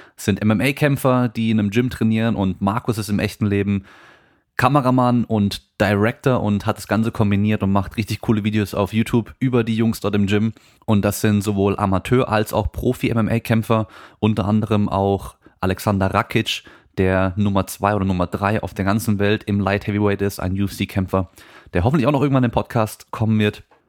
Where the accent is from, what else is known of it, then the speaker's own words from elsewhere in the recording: Germany; bei uns in Deutschland